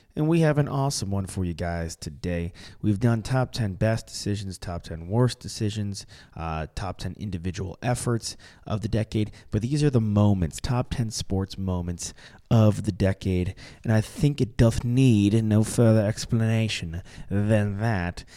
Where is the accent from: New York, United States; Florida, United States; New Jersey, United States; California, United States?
New York, United States; growing up in New York